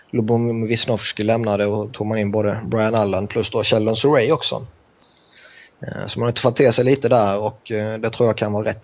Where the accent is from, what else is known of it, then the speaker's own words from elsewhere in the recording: Sweden; now in San Francisco, United States; Så jag ska vara glad att bo i Kalifornien.